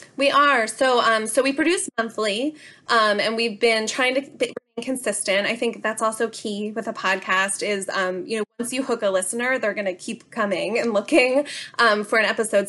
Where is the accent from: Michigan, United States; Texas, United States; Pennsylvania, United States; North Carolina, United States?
Pennsylvania, United States; Bucks County; I am a local of Bucks County, so, so born and raised here in my hometown